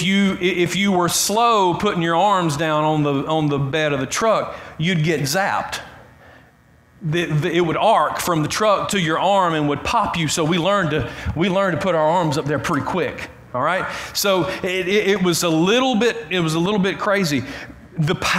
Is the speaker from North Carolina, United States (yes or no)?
no; Clem, Georgia, United States; I grew up in Clem. That's in South Carroll County. It's between Carrollton and Whitesburg.